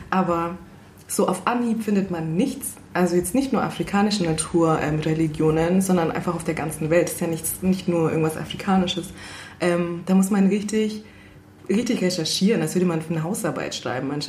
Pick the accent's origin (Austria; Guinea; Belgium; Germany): Guinea; German is a second language; Ganz genauso. Also auch bei uns in Guinea.